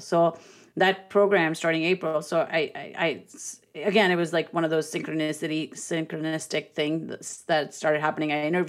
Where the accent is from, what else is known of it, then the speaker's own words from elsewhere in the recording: India; I'm Indian. I mean, it has ancient roots.